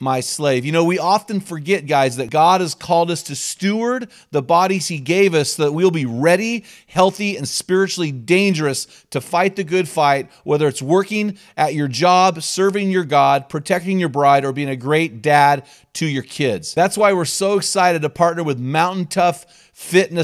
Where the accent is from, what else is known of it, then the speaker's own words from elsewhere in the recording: McMinnville, Oregon, United States; my hometown of McMinnville, Oregon